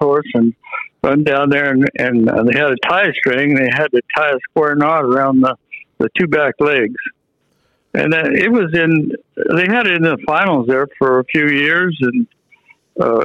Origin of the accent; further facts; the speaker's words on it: California, United States; also born or lived in Bartlesville, Oklahoma / Dewey, Oklahoma; My father was a foreman of the Tyler Brent Ranch there in Dewey, and that was just before we left out of there when I was 5 years old. And my dad came out here to California